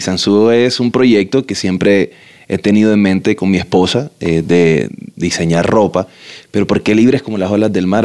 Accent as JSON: {"language": "Spanish", "town": "Barranquilla", "region": "Atlántico", "country": "Colombia", "said": "somos de Quilla, tenemos río, mar cerca."}